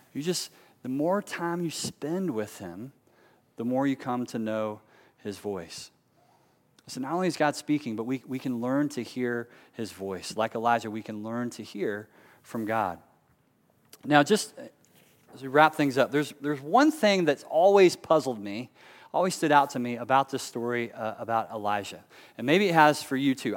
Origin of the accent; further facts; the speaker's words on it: Charlotte, North Carolina, United States; also born or lived in Raleigh, North Carolina; growing up in Charlotte as a kid